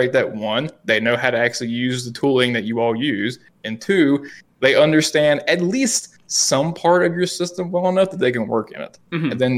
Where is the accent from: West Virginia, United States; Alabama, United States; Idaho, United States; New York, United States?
West Virginia, United States; accent: West Virginia; the fucking West Virginia accent I have.